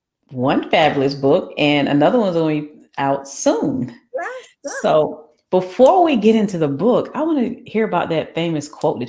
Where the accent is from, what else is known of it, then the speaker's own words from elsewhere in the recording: Florida, United States; moved away; I'm from Florida.